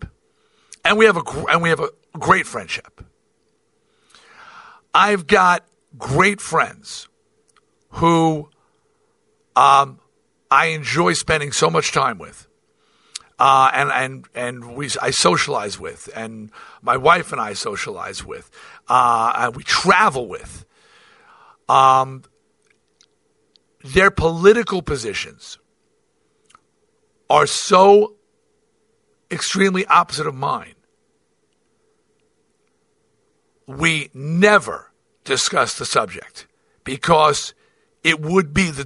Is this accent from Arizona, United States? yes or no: no; New York, United States; I'm from New York, and I support New York teams